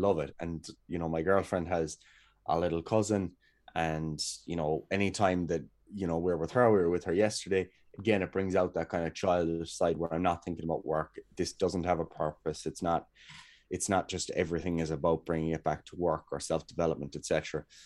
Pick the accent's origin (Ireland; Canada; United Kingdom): Ireland; Kerry, Munster; moved away as an adult; now in Cork, Ireland; I'm away from Kerry at the moment anyway. Um, I'm up in Cork